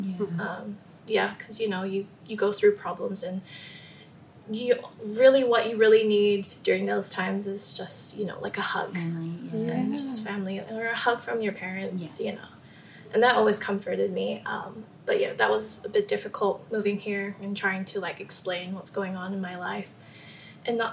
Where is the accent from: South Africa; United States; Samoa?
Samoa; moved away as an adult; now in New Zealand; I was born and raised in Samoa, so a majority of my life was in Samoa, about 19 years. Moved here